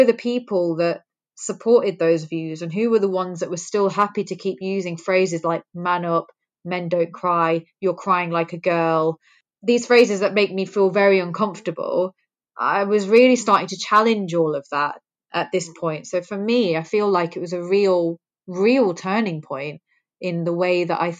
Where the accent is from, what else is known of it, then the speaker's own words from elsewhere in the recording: England, United Kingdom; born there; it kind of made me feel really lucky that I was born in England, because I think that there are some brilliant movements that we've had for women in this country.